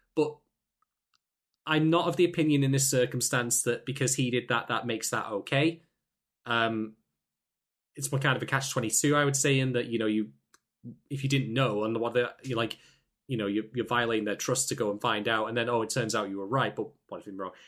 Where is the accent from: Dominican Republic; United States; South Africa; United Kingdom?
United Kingdom; I'm from the United Kingdom